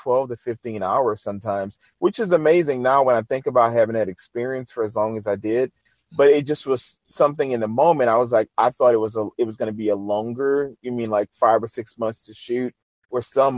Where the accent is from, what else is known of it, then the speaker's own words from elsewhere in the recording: New Orleans, Louisiana, United States; my hometown, New Orleans, Louisiana.